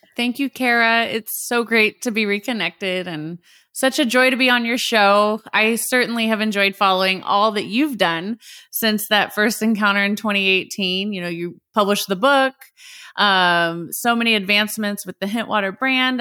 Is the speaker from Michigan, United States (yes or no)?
no; Indianapolis, Indiana, United States; first language English; based here in my hometown of Indianapolis, Indiana